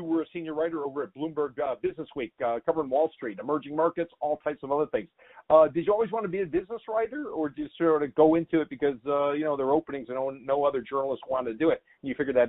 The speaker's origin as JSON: {"language": "English", "town": "Miami", "region": "Florida", "country": "United States", "tie": "born or raised there", "also_born_or_lived": "New York", "moved": "yes", "lives_now": "Virginia, United States", "said": "I live in Virginia. I live in Virginia. I grew up in Miami. My heart is split between, I went to school up north and worked in New York for a long time"}